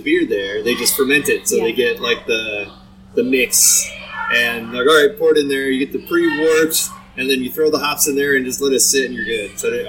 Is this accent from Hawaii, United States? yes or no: no; Fort Wayne, Indiana, United States; moved away; we're initially from Fort Wayne